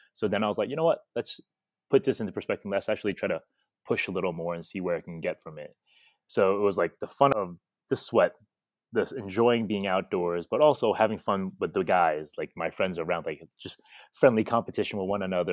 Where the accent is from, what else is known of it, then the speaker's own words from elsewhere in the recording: New York, United States; moved away as an adult; now in Indonesia; growing up in New York for me